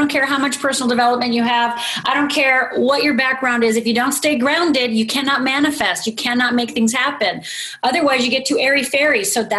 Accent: Northern Minnesota, United States; I'm from Northern Minnesota. It's like, I'm from a little tiny town, you know?

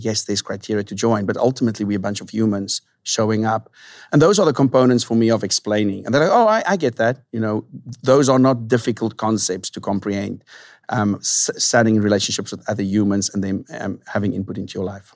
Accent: South Africa; moved away as an adult; now in San Diego, United States; born and raised in South Africa

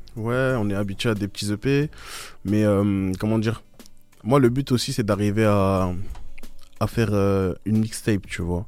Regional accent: Stains, Île-de-France, France; Je suis né à Astin, j'ai grandi à Astin

